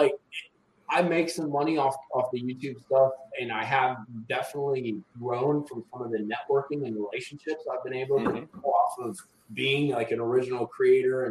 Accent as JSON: {"language": "English", "region": "Wisconsin", "country": "United States", "also_born_or_lived": "Florida / North Alabama", "moved": "yes", "lives_now": "Alabama, United States", "said": "I'm originally from Wisconsin."}